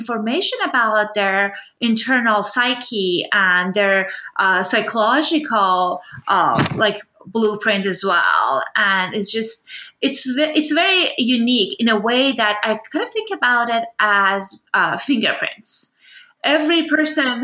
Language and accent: English; Iran; moved away; I grew up in Iran